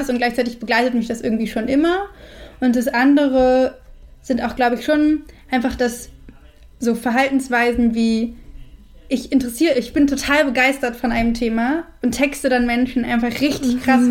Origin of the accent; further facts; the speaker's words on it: Switzerland; moved away; ich bin halt auch noch in der Schweiz aufgewachsen, zehn Jahre